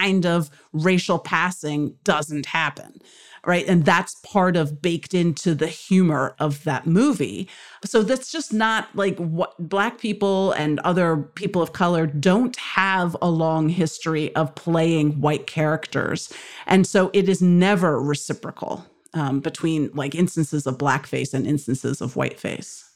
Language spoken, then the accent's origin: English; United States; being luckily born in this country